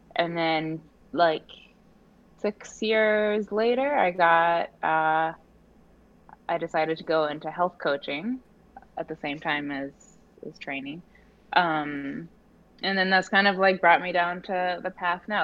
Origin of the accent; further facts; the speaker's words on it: Oregon, United States; moved away as an adult; now in New York City, United States; I grew up in Oregon, um, and I moved to New York about 14, going on 14 years ago to, to school